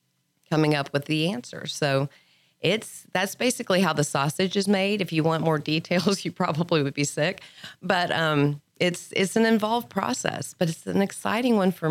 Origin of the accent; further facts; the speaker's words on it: Lubbock, Texas, United States; moved away as an adult; now in Montgomery County, Texas, United States; I was born and raised in Lubbock. Then I graduated from high school and I fled Lubbock.